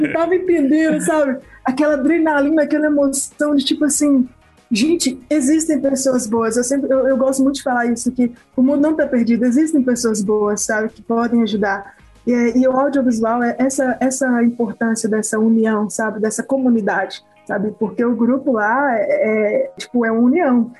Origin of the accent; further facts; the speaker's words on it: Turmalina, Minas Gerais, Brazil; Eu sou de Turmalina e daqui de BH são 500 quilômetros, quase 550